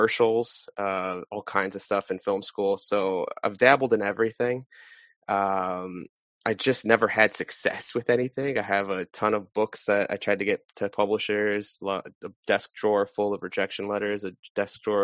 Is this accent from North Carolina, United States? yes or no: no; Wisconsin, United States; moved away as an adult; also born or lived in Missouri; now in Phoenix, United States; I was born and raised, though, in Wisconsin.